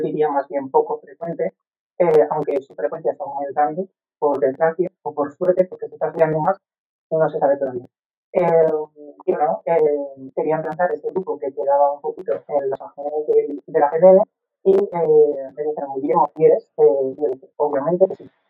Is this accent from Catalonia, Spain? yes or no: no; Valencian Community, Spain; Como valenciano